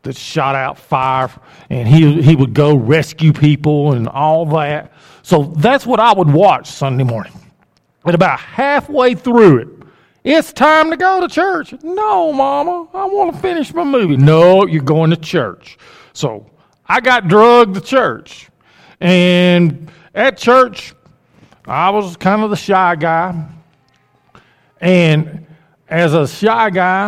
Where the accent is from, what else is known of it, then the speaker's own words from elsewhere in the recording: Oxford, Alabama, United States; also born or lived in Anniston, Alabama; I grew up in Oxford, Alabama. I was born in Anniston, but I grew up in Oxford